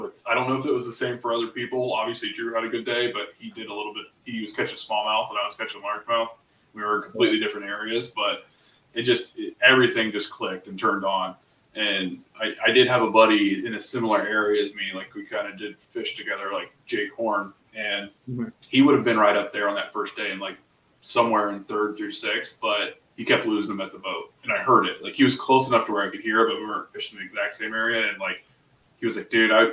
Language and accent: English; Ohio, United States; we're both from Ohio.